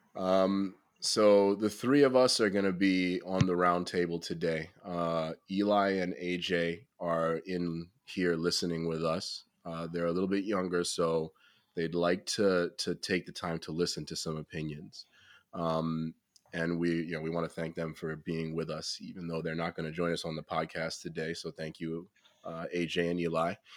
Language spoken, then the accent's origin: English; United States; as an American